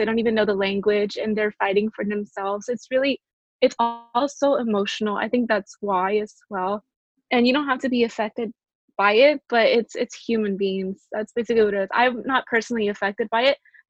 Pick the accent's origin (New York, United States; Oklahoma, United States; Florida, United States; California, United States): California, United States; San Diego; also born or lived in Inglewood, California / Compton, California; And then I ended up moving to City Heights, and I've been here since